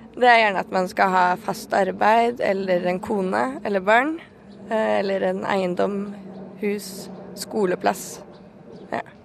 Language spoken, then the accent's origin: Norwegian; Norway; Nå har jeg akkurat begynt å jobbe i fast jobb hjemme i Norge